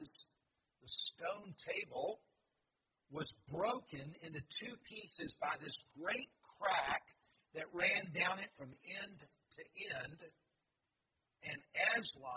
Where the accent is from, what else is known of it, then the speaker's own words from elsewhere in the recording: Columbia, South Carolina, United States; also born or lived in Greenville, South Carolina / Clemson, South Carolina; I grew up in Columbia and I was a Gamecock fan